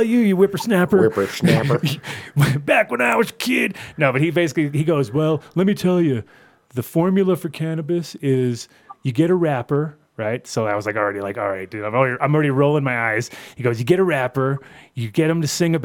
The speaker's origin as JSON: {"language": "English", "region": "New York", "country": "United States", "said": "I am a New Yorker"}